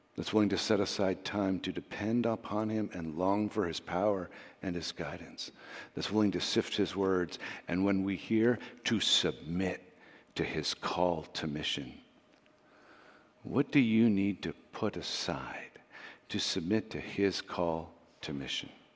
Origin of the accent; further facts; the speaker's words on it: Canada; We're too Canadian.